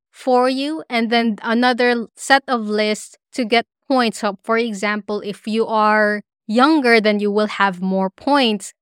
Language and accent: English; Philippines; moved away as an adult; also born or lived in Dubai; now in Brisbane, Australia